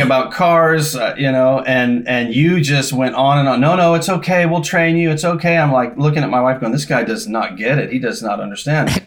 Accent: Los Angeles, California, United States; moved away as an adult; also born or lived in Newfoundland, Canada / Thunder Bay, Ontario, Canada / Louisville, Kentucky; I grew up in Southern California in Los Angeles

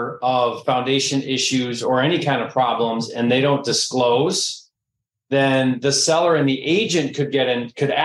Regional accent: Detroit, Michigan, United States; I'm from Detroit

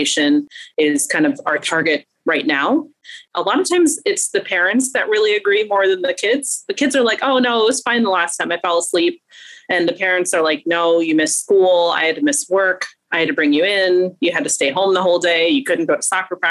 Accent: Bryan, Ohio, United States; also born or lived in Cleveland, Ohio; I'm actually a native Ohioan. I was born in Northeast Ohio, in Bryan, Ohio

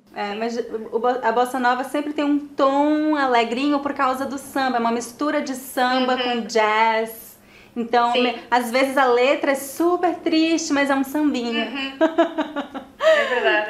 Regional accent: Teresina, Piauí, Brazil; moved away; also born or lived in São Paulo; minha cidade natal, Teresina

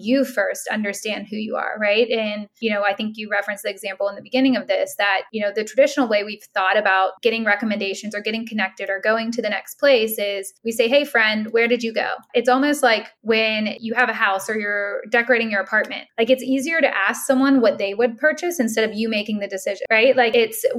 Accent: Pittsburgh, Pennsylvania, United States; moved away; also born or lived in New York; I'm from Pittsburgh in a small town

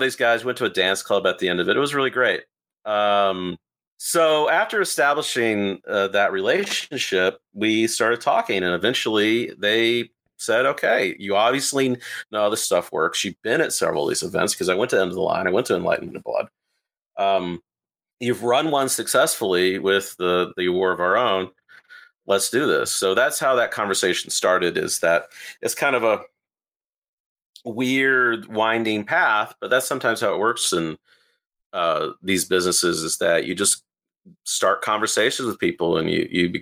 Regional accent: Austin, Texas, United States; I'm from Austin and I was born and raised here and I'm a very loud kind of Texas guy

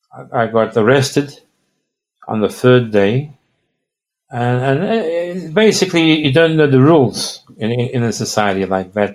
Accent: Australia; I'm from Australia

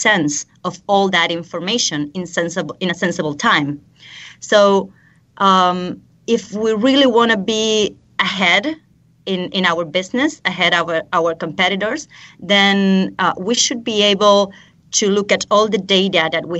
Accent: Buenos Aires Province, Argentina; also born or lived in London / College Park, Maryland / Oxford; now in Buenos Aires, Argentina; I'm from Argentina, from a small town in the south of the province of Buenos Aires. But I'm currently living in the capital of Buenos Aires.

